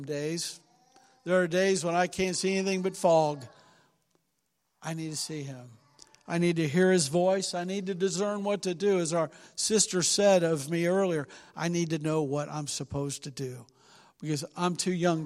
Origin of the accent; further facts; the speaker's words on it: Cincinnati, Ohio, United States; now in Willard, United States; we're from Cincinnati. We're used to big city living